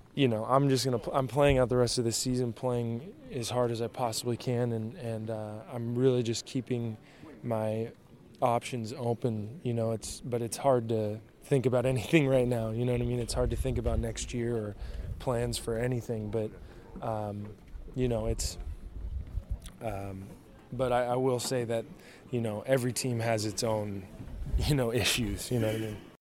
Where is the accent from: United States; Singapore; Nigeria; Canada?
United States; El Dorado Hills, California; moved away; it's my hometown